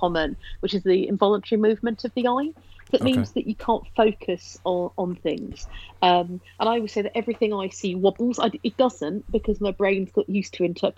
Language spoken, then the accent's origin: English; Ilford, London, United Kingdom; moved away as an adult; now in Droitwich Spa, United Kingdom; Essex. I was born in sort of East London, Essex borders, a place called Ilford. I moved to the Midlands about 12 years ago.